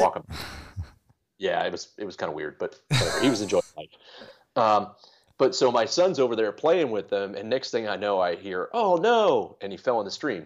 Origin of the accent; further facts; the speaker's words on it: Maryland, United States; moved away as an adult; also born or lived in New England; I grew up in Maryland